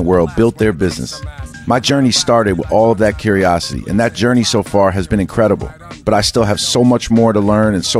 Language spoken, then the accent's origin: English; New York City, New York, United States; Growing up in New York City, I was obsessed with the sports world